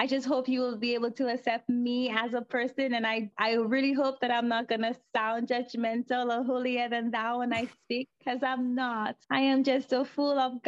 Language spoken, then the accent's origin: English; St. Lucia; moved away; I am originally from St. Lucia